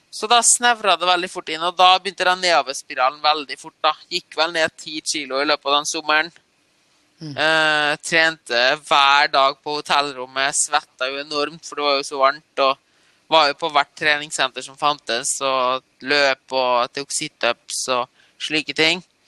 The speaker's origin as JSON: {"language": "Norwegian", "country": "Norway", "tie": "born or raised there", "also_born_or_lived": "East Germany", "said": "oppvokst i Norge, da."}